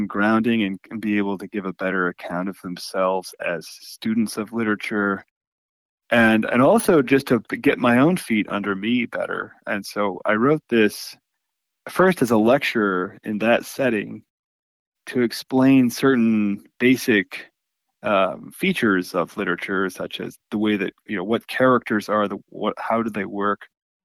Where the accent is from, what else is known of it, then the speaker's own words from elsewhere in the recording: Texas, United States; moved away as an adult; now in Hillsdale, United States; I'm from Texas